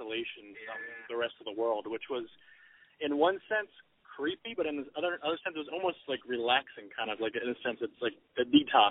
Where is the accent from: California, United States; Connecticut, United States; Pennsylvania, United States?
Pennsylvania, United States; Philadelphia; now in South Jersey, United States; growing up in the Philadelphia area